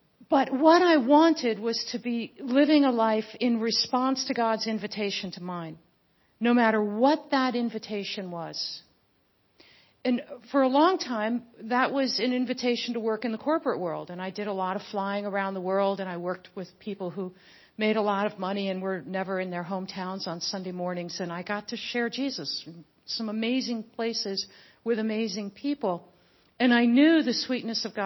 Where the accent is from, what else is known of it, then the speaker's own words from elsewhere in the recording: Louisville, Kentucky, United States; moved away; also born or lived in New Jersey / Afghanistan; I'm originally from Louisville